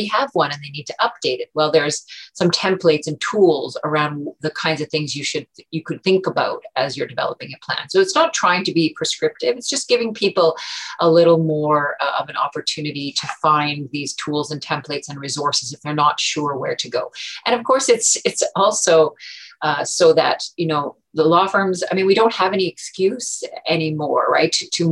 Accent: Omushkego, northeastern Ontario, Canada; now in Ottawa, Canada; I am originally from Omishkego, which is northeastern Ontario, Treaty 9 territory

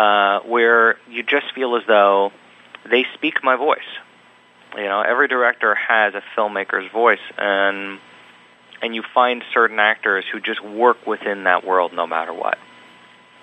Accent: Los Angeles, California, United States; I grew up in Los Angeles

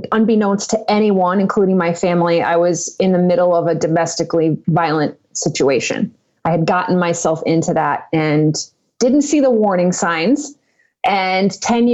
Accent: Connecticut, United States; moved away as an adult; also born or lived in Western New York; now in Phoenix, United States; I grew up in Connecticut. I moved to Western New York for a period of 10 years, moved back to Connecticut to my home. And I just actually left my childhood home, Connecticut, to move to Phoenix, Arizona, which is where I am now

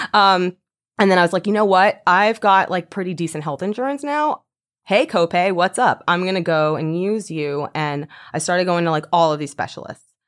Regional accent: Deerfield Beach, Florida, United States; moved away as an adult; also born or lived in New York; I grew up in Deerfield Beach, and I moved to New York when I was 19 years old

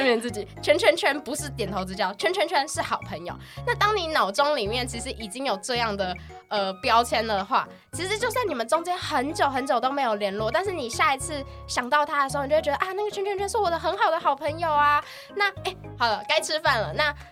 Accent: Pingtung County, Taiwan; moved away; 我是屏东人

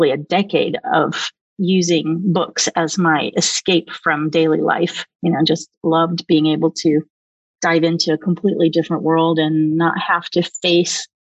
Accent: Oklahoma, United States; moved away; also born or lived in Silicon Valley; I grew up in Oklahoma

